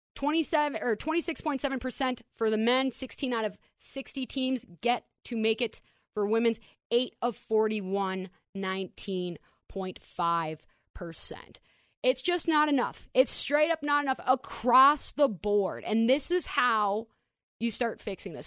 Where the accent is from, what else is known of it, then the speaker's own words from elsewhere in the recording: Minnesota, United States; I'm from Minnesota